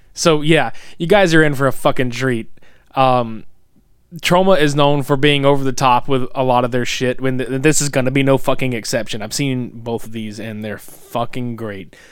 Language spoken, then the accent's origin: English; the South, United States; we're from the South